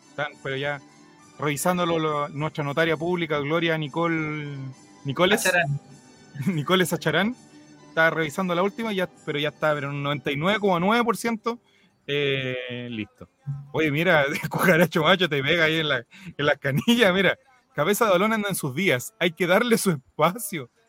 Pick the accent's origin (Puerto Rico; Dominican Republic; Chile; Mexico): Dominican Republic; Soy de República Dominicana, aunque no lo crean